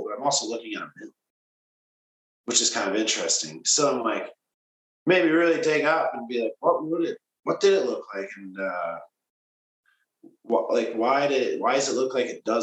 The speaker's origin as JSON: {"language": "English", "town": "Kimberly", "region": "Wisconsin", "country": "United States", "tie": "born or raised there", "also_born_or_lived": "Portland", "moved": "as an adult", "said": "I grew up in Kimberly, which is right across the bridge"}